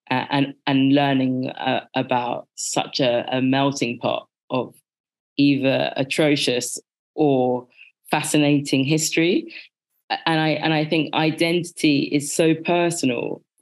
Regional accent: Birmingham, West Midlands, United Kingdom; born there; I was born in Birmingham, and when I conceptualize it for myself, I see me being born into something very middle. And that's because I was in the middle of England in the middle of the 80s.

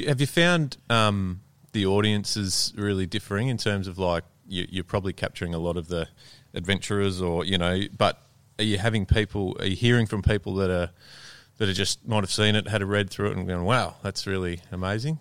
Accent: Melbourne, Victoria, Australia; I'm from Melbourne

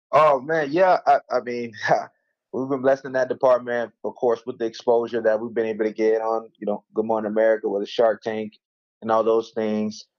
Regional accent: Mulberry, Florida, United States; grew up in a small town of 3,000 people in a little, little place called Mulberry, Florida

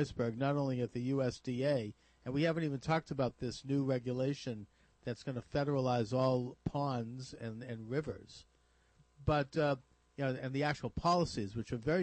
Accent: Massachusetts, United States; here in Massachusetts, which is my home state

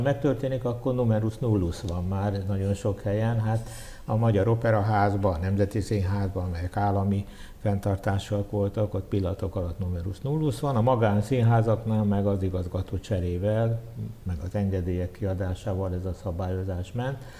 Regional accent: Budapest, Hungary; így nőttem föl. E, Sátoros ünnepekkor elvittek Újpesten a templomba a szüleim

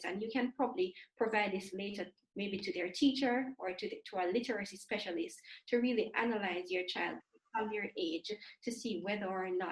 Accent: Jamaica; growing up in the Caribbean, I'm not sure, in Jamaica specifically

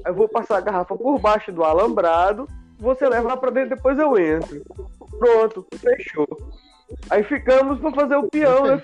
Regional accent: Amazonas, Brazil; eu sou do Amazonas, mano, nasci na beira do rio, vou tomar cachaça e não cair na água?

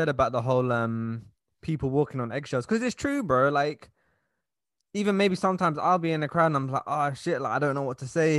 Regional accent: London, United Kingdom; we're from London, so like, we've been around all different races our whole life

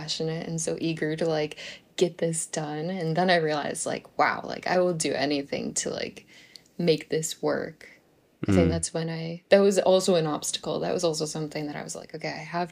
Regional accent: Buffalo, New York, United States; I come from Buffalo, New York, and it snows a lot, like a lot

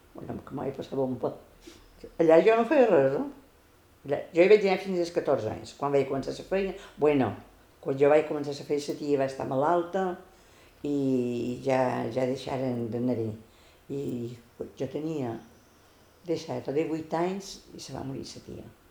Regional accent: Consell, Balearic Islands, Spain; Vaig néixer a Consell, dia 22 del mes 2 del 42.

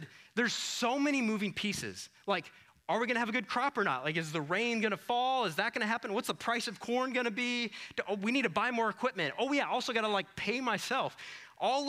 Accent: Iowa, United States; moved away; I'm from Iowa.

